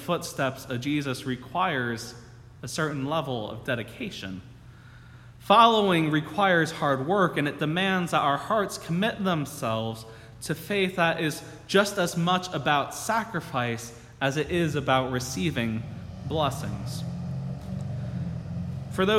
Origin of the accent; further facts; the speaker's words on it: New Jersey, United States; also born or lived in Michigan; my home state of New Jersey